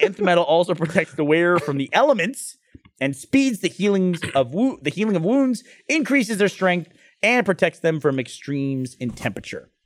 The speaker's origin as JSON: {"language": "English", "region": "Northeast", "country": "United States", "tie": "born or raised there", "moved": "yes", "said": "I grew up in the Northeast"}